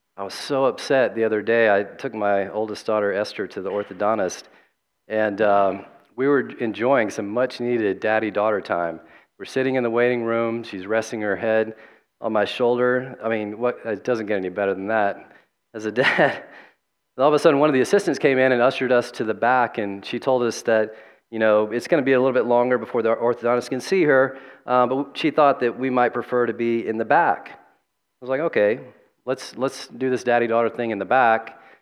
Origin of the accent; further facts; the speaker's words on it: the South, United States; growing up in the Southern Baptist South